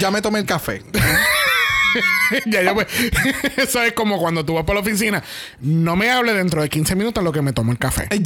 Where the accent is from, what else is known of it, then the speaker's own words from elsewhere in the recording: Puerto Rico; Ah, que somos boricuas, sí, somos boricuas.